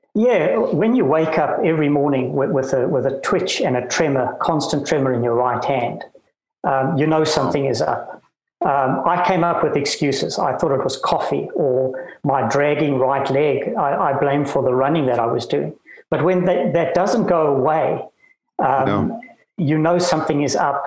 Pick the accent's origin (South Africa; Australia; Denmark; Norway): South Africa; Cape Town, Western Cape; moved away as an adult; also born or lived in Bloemfontein / Johannesburg / New Zealand / Ontario, Canada; I was born in Bloemfontein, of all places, and grew up in Cape Town